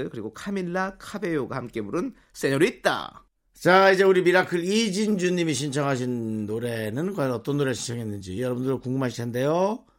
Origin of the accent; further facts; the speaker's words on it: South Korea; 저 남한 사람입니다.